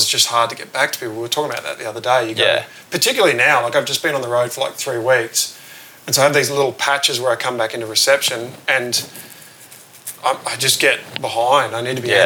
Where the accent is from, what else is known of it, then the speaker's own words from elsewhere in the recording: Bathurst, New South Wales, Australia; I grew up in Bathurst, which is about 3 hours inland of Sydney